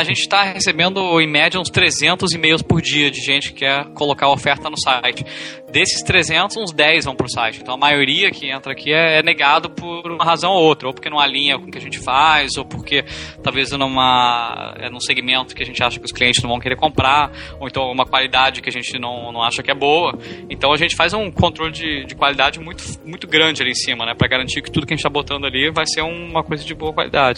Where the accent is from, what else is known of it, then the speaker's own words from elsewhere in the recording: Brasília, Federal District, Brazil; moved away as an adult; sou de Brasília, só que em vez de ficar em Brasília pra minha graduação, acabei estudando fora